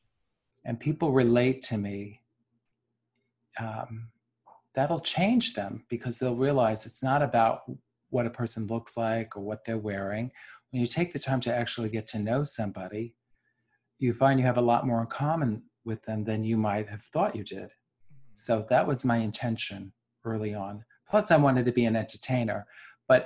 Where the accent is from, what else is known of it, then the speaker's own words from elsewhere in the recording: New York City, New York, United States; growing up in New York City